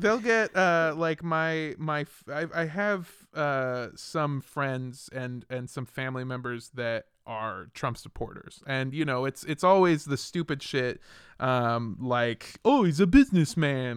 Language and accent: English; California, United States; I grew up in California too